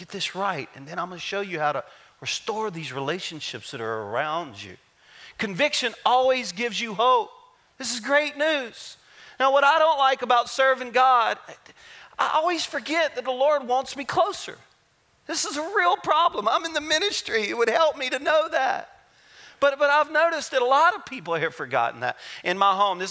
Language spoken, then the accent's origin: English; Louisiana, United States; I'm a Cajun. I'm from Louisiana.